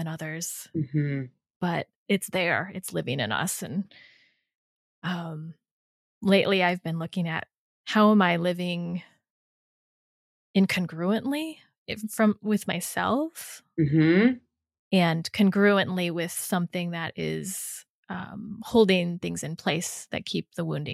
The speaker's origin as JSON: {"language": "English", "country": "United States", "said": "I'm Chinese American"}